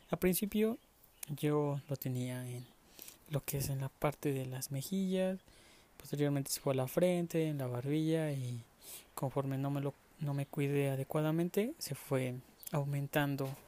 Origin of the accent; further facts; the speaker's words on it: Mexico; ya que eh, soy mexicano y me gusta mucho eh, la comida picante, eh, la salsa.